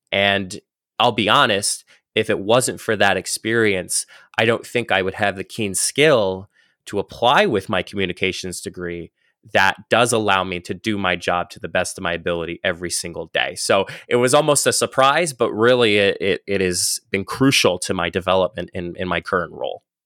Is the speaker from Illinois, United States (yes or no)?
no; northeast Pennsylvania, United States; I was born in, uh, the northeast of Pennsylvania. So if anybody has a map, uh, of Pennsylvania, I was literally born in the top right-hand corner of the state